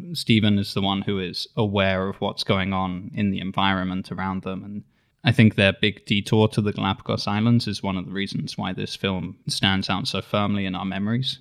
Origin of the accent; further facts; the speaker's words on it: Isle of Wight, South East England, United Kingdom; now in San Diego, United States; So I grew up on the Isle of Wight, which is in the south of the United Kingdom.